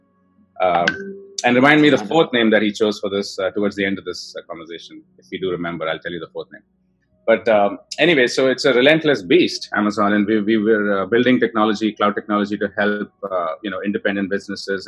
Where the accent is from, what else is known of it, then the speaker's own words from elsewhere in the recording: Bangalore, Karnataka, India; moved away as an adult; I grew up in India, in Bangalore